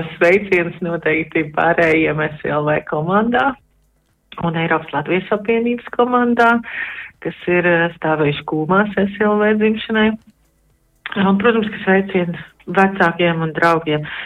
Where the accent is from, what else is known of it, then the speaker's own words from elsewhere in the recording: Latvia; also born or lived in Sweden; now in Netherlands; esam visi latvieši neatkarīgi no tā, kur mēs dzīvojam